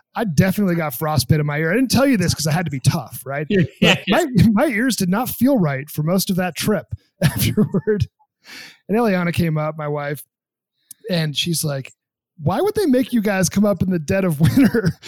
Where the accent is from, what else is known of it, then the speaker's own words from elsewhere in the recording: New Hampshire, United States; I'm from New Hampshire